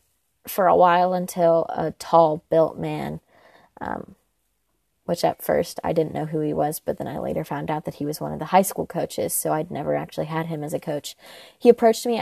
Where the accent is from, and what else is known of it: Indiana, United States; born or raised there